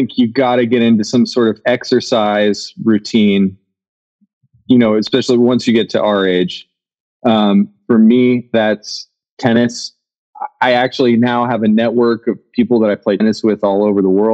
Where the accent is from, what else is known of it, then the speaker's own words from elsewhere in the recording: Nebraska, United States; moved away; one of my friends that I grew up with in Nebraska